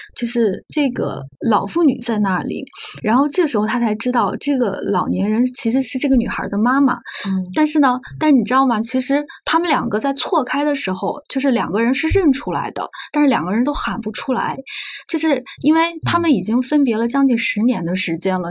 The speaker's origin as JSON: {"language": "Chinese", "region": "Anhui", "country": "China", "said": "虽然我是安徽人，但是我们那个地方是挨着徐州"}